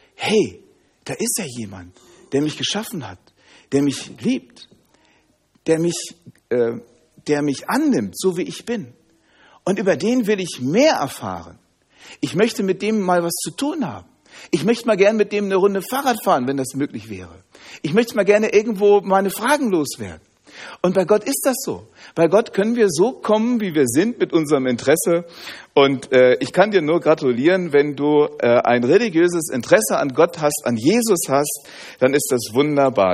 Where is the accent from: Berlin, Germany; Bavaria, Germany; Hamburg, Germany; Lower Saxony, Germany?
Lower Saxony, Germany; Hanover; Ich komme aus Hannover